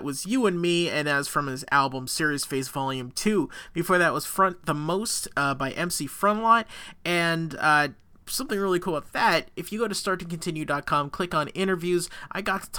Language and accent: English; Massachusetts, United States; moved away; music that is directly from Massachusetts, my home state.